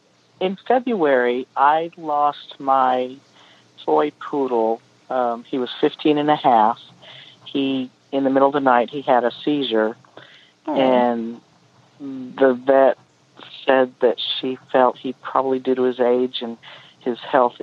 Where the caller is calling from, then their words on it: Arlington, Texas, United States; Arlington, Texas.